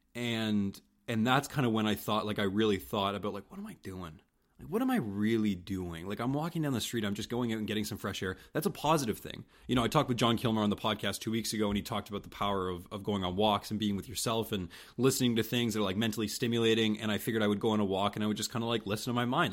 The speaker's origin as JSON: {"language": "English", "town": "St. Stephen", "region": "New Brunswick", "country": "Canada", "tie": "born or raised there", "moved": "as an adult", "lives_now": "Halifax, Canada", "said": "I wasn't born in Saint Stephen. Uh, but I'll always say that that's my hometown"}